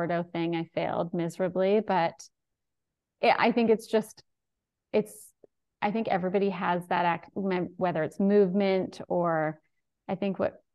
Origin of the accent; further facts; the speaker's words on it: Vancouver Island, British Columbia, Canada; I live in beautiful Vancouver Island. And yeah, I was born in Vancouver, but I grew up here